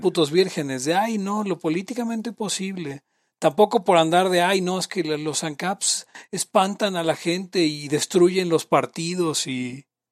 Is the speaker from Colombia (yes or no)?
no; Mexico; Soy de México